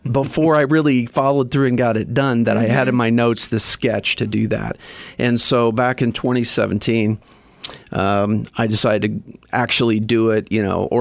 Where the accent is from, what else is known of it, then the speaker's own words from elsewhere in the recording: southern Indiana, United States; also born or lived in Bloomington, Indiana; I grew up in southern Indiana, about an hour south of Indianapolis